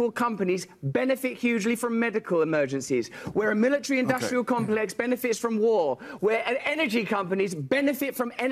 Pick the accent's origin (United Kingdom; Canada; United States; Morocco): United Kingdom; England; I'm English, and you know that politeness is our fundamental religion.